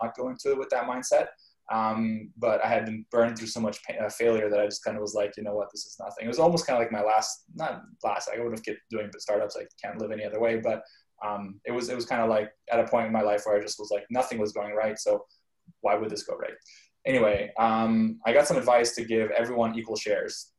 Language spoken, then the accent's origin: English; Canada; moved away; I grew up in Canada